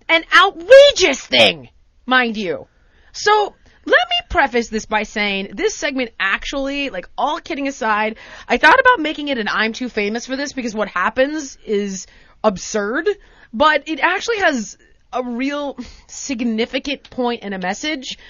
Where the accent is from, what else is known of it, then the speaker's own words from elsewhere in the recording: United States; Being American